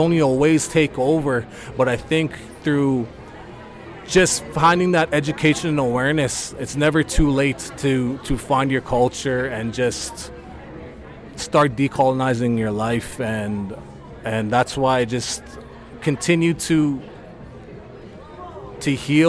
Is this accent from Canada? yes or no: yes; Meadow Lake, Saskatchewan, Canada; moved away; my hometown of Meadow Lake